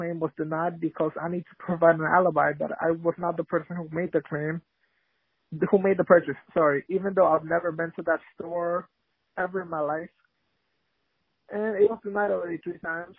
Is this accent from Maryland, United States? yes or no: no; New York City, New York, United States; I'm from Queens in New York City.